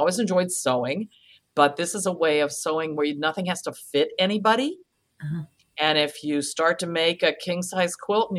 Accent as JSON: {"language": "English", "town": "Kent", "region": "Ohio", "country": "United States", "tie": "born or raised there", "said": "I grew up in Kent, Ohio"}